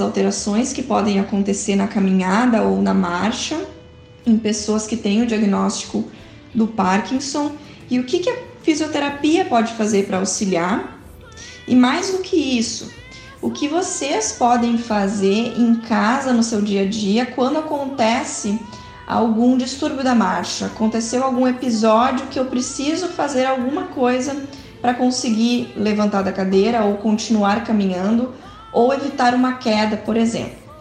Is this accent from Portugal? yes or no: no; Porto Alegre, Rio Grande do Sul, Brazil; sou de Porto Alegre, do Rio Grande do Sul